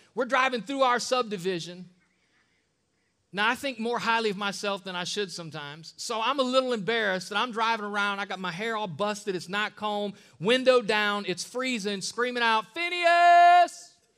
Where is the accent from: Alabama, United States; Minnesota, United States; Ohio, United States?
Ohio, United States; Akron; I'm from East Side of Akron